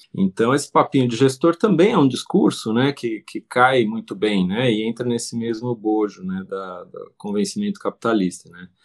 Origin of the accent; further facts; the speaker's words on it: Brazil; a nossa realidade como brasileiros